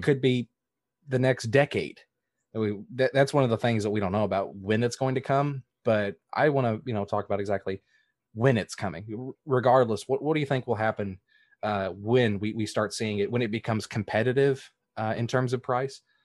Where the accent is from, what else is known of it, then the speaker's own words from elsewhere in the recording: the South, United States; I come from the South